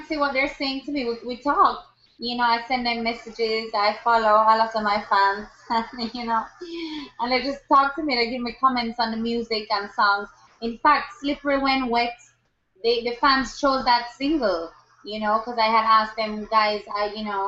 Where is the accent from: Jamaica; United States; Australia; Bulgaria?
Jamaica; Kingston; I grew up in Kingston, Jamaica.